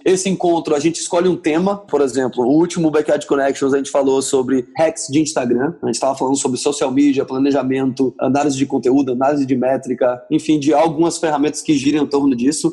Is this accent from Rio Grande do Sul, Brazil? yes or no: yes; Porto Alegre, Rio Grande do Sul, Brazil; moved away as an adult; also born or lived in Bahia / São Paulo / Rio de Janeiro / Salvador; now in San Diego, United States; eu sou natural de Porto Alegre